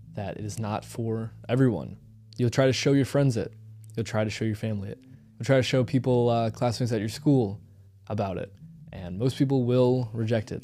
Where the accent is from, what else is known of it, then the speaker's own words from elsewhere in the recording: St. Louis, Missouri, United States; I come from Saint Louis